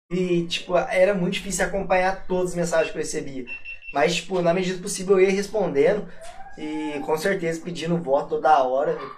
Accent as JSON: {"language": "Portuguese", "town": "Aparecida", "region": "São Paulo", "country": "Brazil", "said": "Porque, tipo, eu sou de Aparecido, então os Romiraiada viu, ficou louco, entendeu?"}